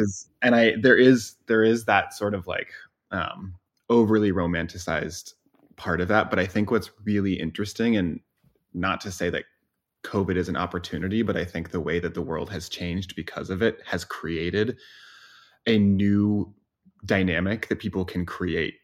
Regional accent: Boise, Idaho, United States; moved away as an adult; I grew up in Boise, Idaho

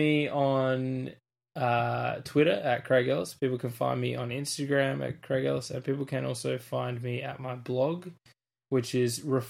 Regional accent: South Australia, Australia; I'm from Australia, South Australia to be precise, so right down the bottom of the land down under.

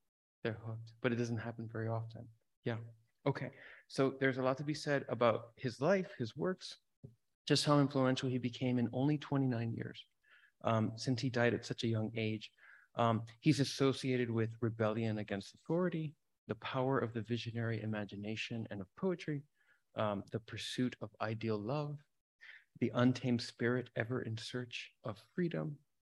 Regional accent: Miami, Florida, United States; now in San Francisco, United States; background is Latino. My mother is Cuban, my father is Venezuelan, Nicaraguan. I come from Miami.

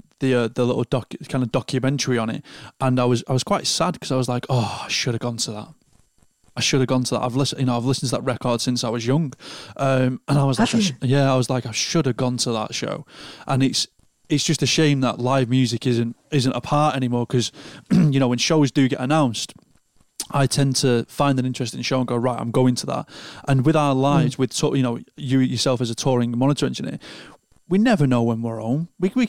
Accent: Lancashire, North West England, United Kingdom; Lancashire, the real Rose.

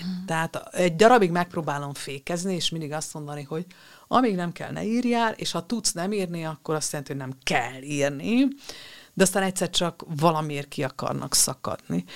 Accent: Romania; moved away; ahol én születtem, ez egy románul is használható név volt

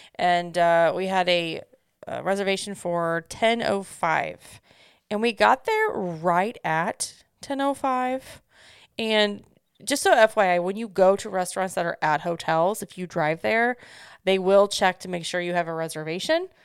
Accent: Midwest, United States; I'm from the Midwest

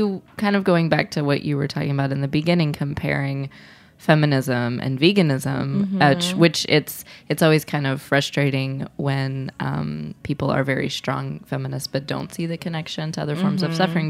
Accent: Midwest, United States; I felt this way as a Midwesterner. I mean, I'm white, but like I grew up eating a lot of meat and potatoes

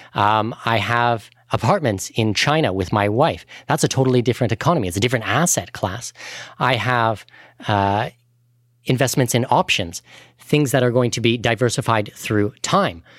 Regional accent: Canada; now in Abu Dhabi, United Arab Emirates; I'm a Canadian citizen. I'm a non-resident of Canada.

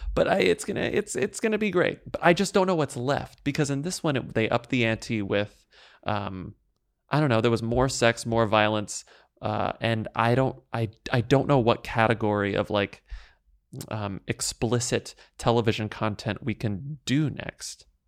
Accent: Texas, United States; I'm from Texas, too.

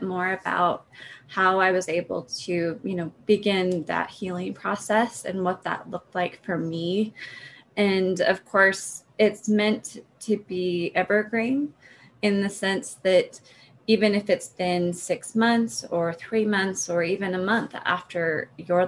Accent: Utah, United States; moved away as an adult; also born or lived in Oregon / Colorado; I'm from Utah. I was born and raised here.

